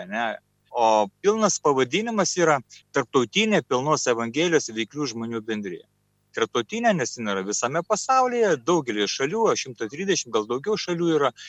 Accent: Šiauliai, Šiauliai County, Lithuania; Taigi mes esame šiauliečiai.

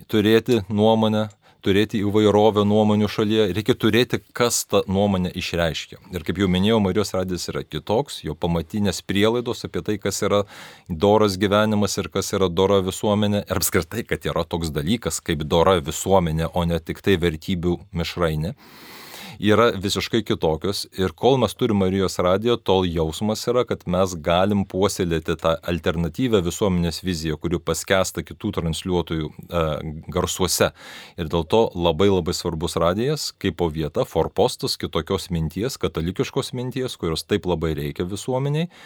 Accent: Lithuania; visi mes lietuviai vienai per kitaip iš kaimo.

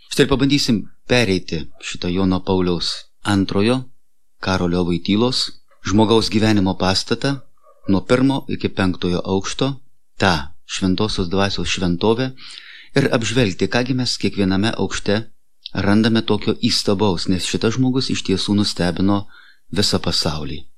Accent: Lithuania; mes, lietuviai

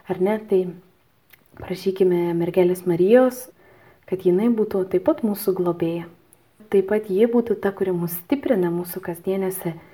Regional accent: Lithuania; aš esu lietuvė

